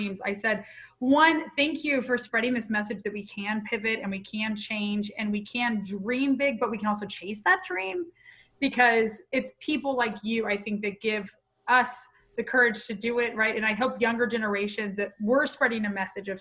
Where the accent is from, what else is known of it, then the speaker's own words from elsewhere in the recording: Pensacola, Florida, United States; Well, I'm a Florida girl originally. I'm a Pensacola girl.